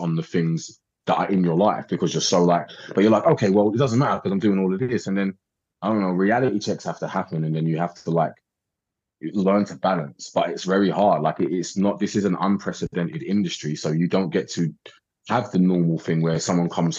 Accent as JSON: {"language": "English", "country": "United Kingdom", "accent": "English", "said": "I'm from Britain"}